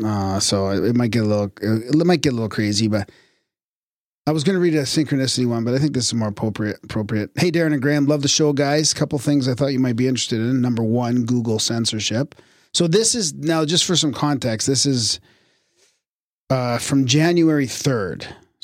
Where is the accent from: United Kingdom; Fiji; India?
United Kingdom; now in Thailand; I'm a Brit who has been living in Thailand for the past 20 years.